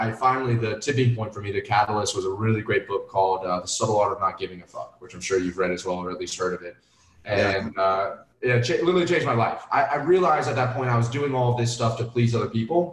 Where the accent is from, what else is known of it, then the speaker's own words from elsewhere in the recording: Florida, United States; also born or lived in Atlanta, Georgia; moved to Florida